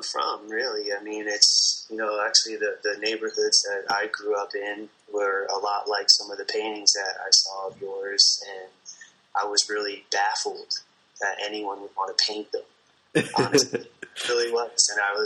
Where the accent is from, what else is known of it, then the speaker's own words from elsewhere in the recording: central New Jersey, United States; moved away; I'm from New Jersey originally, just the suburbs in central New Jersey.